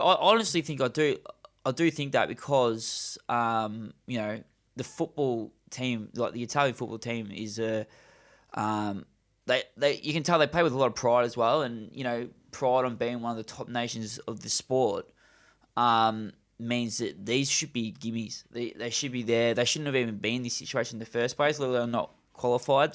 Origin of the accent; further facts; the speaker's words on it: Australia; as an Australian